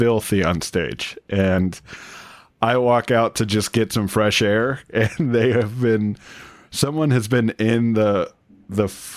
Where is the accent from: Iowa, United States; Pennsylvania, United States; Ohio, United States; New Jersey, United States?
Ohio, United States; Cincinnati; moved away as an adult; also born or lived in Michigan; now in Detroit, United States; I was born in Michigan, grew up in Cincinnati, and now I'm back in Michigan